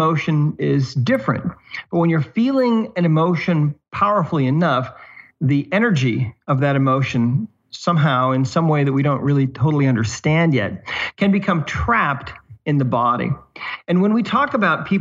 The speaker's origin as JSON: {"language": "English", "region": "Montana", "country": "United States", "moved": "yes", "lives_now": "Southern Utah, United States", "said": "I live in Southern Utah now. I'm originally from Montana"}